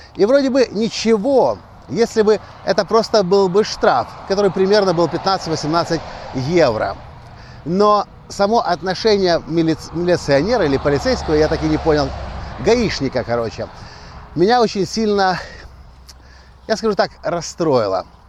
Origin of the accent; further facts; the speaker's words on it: Ukraine; Я приехал из Украины сюда, как турист, как бизнесмен, предприниматель